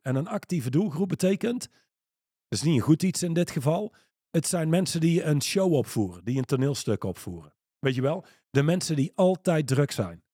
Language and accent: Dutch; Netherlands